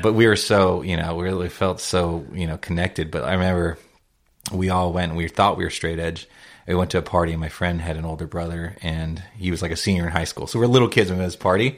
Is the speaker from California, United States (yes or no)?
yes; South Bay, California, United States; I grew up in the South Bay